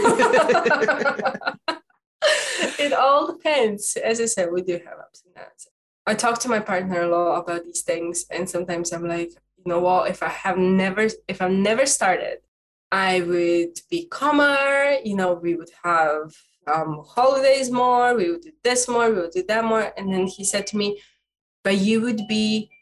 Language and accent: English; Dundee, Scotland, United Kingdom; I'm from Dundee in Scotland.